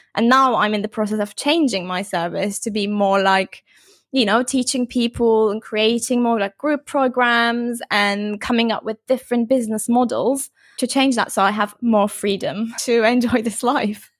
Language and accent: English; Turkey; moved away as an adult; also born or lived in London, United Kingdom; now in Bali, Indonesia; I'm actually originally from Turkey, but I'm in Lon-, London for nine years